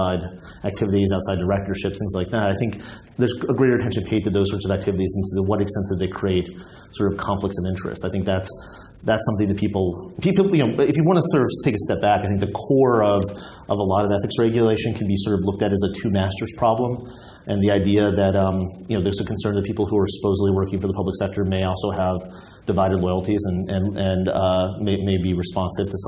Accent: United States; in my practice as an American lawyer

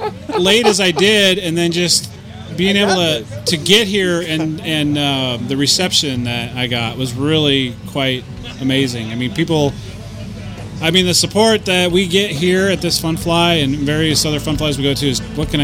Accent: Montana, United States; I'm from Montana.

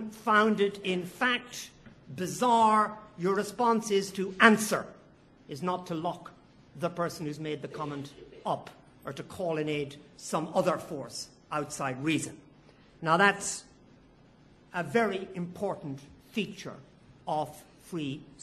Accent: Ireland; now in United Kingdom; as an Irishman

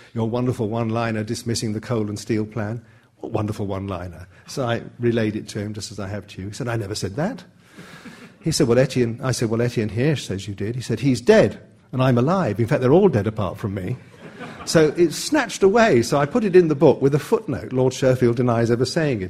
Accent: England, United Kingdom; an Englishman brought up in the 50s

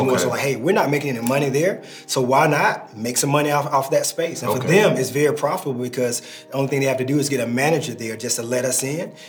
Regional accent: Atlanta, Georgia, United States; also born or lived in North Carolina; I've lived all over the city just growing up here in Atlanta

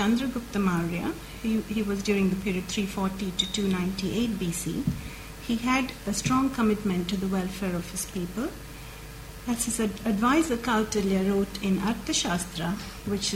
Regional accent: India; moved away; growing up in India

